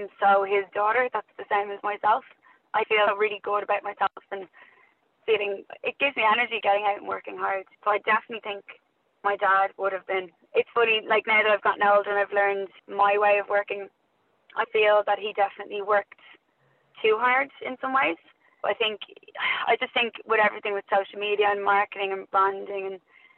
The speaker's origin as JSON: {"language": "English", "town": "Dublin", "region": "Leinster", "country": "Ireland", "tie": "born or raised there", "also_born_or_lived": "Australia / New Zealand", "said": "I grew up in Loughlinstown in South Dublin, so stayed there most of my life"}